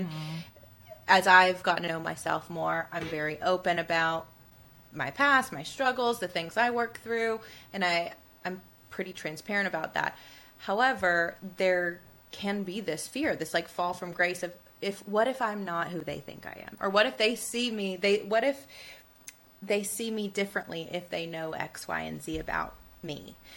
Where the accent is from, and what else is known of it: Tuscaloosa, Alabama, United States; born or raised there